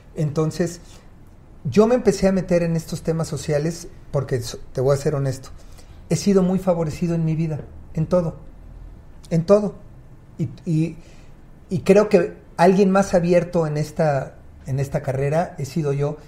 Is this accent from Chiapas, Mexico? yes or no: no; Mexico City, Mexico; Nací en Iztapalapa, muy cerca del Cerro del Peñón